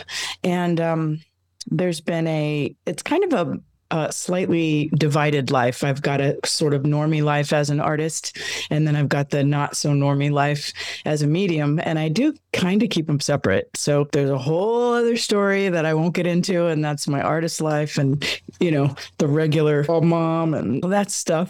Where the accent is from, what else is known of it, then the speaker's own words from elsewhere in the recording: Los Angeles, California, United States; born and raised here